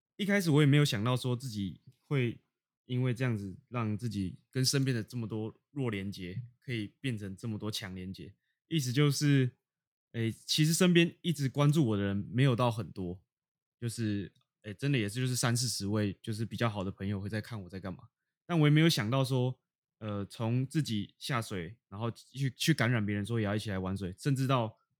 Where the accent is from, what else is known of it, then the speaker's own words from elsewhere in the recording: Taipei, Taiwan; moved away as an adult; 当我在台北生活了十八年，十八年，然后突然搬离到，搬到海边生活